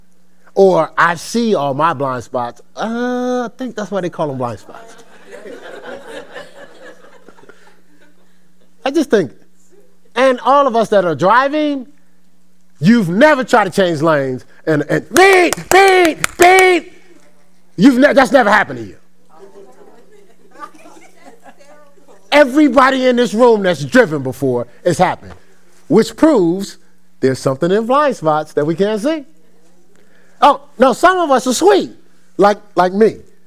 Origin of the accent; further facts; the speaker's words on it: Newark, New Jersey, United States; I'm from Newark, New Jersey. So around our wall in school wasn't the presidents